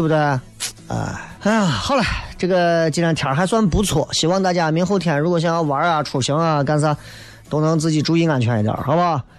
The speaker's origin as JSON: {"language": "Chinese", "country": "China", "said": "作为一个中国人"}